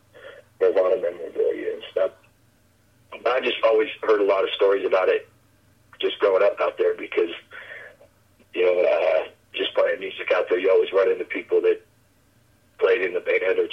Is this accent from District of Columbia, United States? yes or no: no; Aberdeen, Washington, United States; also born or lived in western United States; I lived in Aberdeen for, you know, most of my growing up